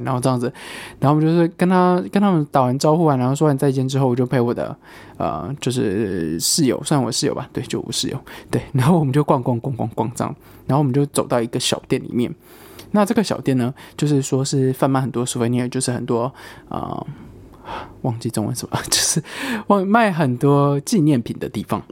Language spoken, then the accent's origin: Chinese; Taiwan; now in United Kingdom; 我是台湾人，然后我室友是中国人，我说他从中国来这样，我说我从台湾来